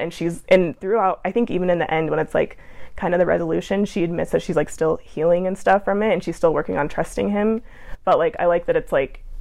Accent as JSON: {"language": "English", "town": "Provo", "region": "Utah", "country": "United States", "said": "I'm from Provo"}